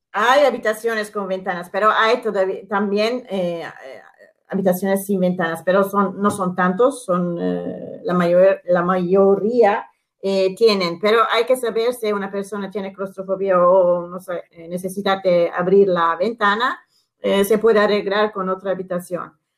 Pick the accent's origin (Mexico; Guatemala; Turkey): Turkey; Istanbul; Spanish is a second language; yo que soy una italiana, y eh, he nacido aquí, he vivido aquí